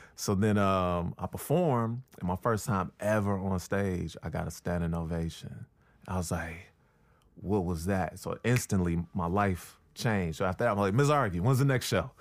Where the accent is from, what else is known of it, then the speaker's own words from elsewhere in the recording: Chicago, Illinois, United States; moved away; also born or lived in Brooklyn; from Chicago